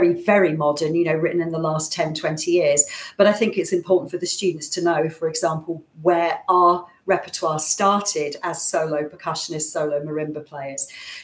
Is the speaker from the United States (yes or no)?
no; Thornton Heath, London, United Kingdom; moved away as an adult; also born or lived in Manchester; I'm from Thornton Heath originally in South London